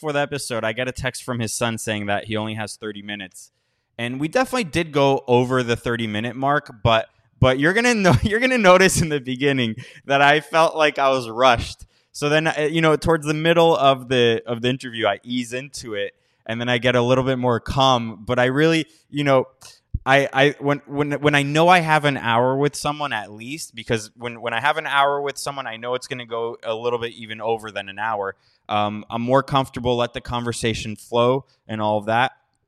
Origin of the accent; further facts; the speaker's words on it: Miami, Florida, United States; now in Washington, D.C., United States; I grew up in Miami, and there, you know, I was there for a wedding a few weeks ago, and the boom, like I felt like a tourist in the town I was born.